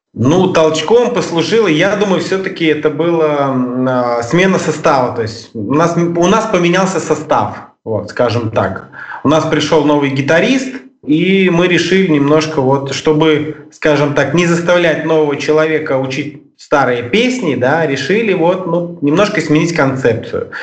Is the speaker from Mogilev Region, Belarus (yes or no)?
yes; Mogilev, Mogilev Region, Belarus; Мы а, группа из Беларуси, из города Могилева